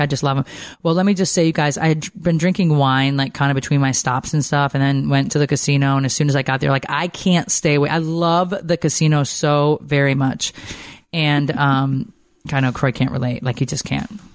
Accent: the North, United States; now in Atlanta, United States; I miss the people, I feel like, up north that are just, that I grew up

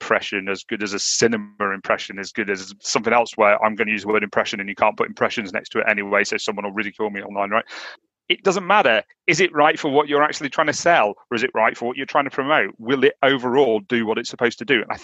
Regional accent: United Kingdom; accent: Northern; my Northern accent.

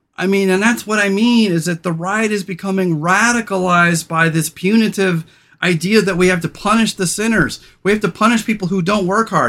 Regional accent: Central Coast of California, United States; growing up on the Central Coast of California

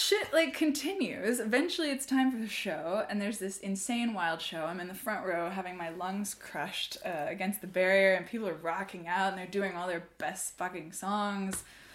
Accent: Seattle, Washington, United States; moved away as an adult; now in Berlin, Germany; I'm from Seattle, but I'm living in Berlin

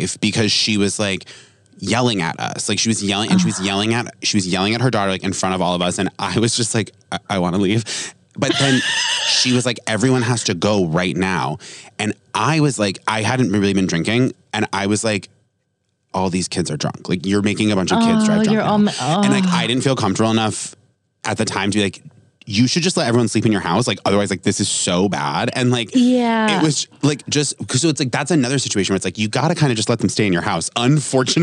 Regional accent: Vermont, United States; moved away; I grew up in Vermont

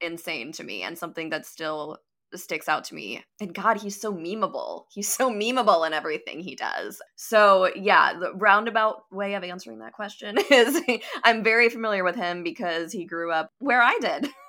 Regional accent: Neenah, Wisconsin, United States; I was born and raised in Neenah

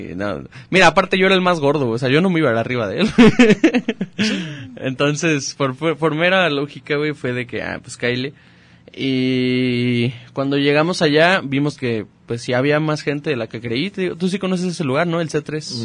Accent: Chapala, Jalisco, Mexico; soy de Chapala

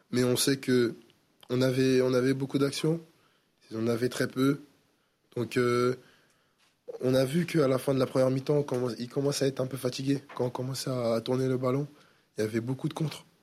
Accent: Le Havre, Normandy, France; moi je viens du Havre, ça, fait, bah, ça va faire une saison que je suis là

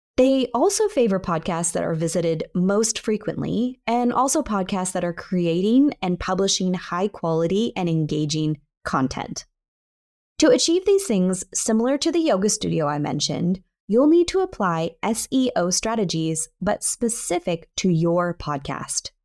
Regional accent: near San Francisco, California, United States; San Francisco, California, close to my hometown

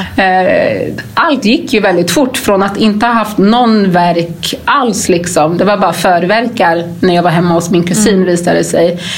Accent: Gambia; now in Sweden; jag är ju ursprungligen från Gambia

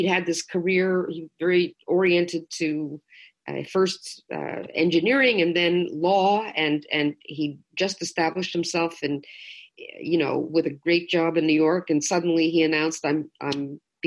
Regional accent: Toronto, Ontario, Canada; moved away; also born or lived in Quebec; I'm from Toronto originally, but I lived through the most tumultuous period of Quebec's modern history

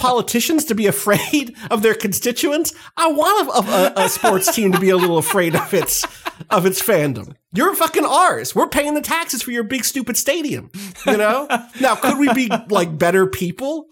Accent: New Jersey, United States; I was from South Jersey

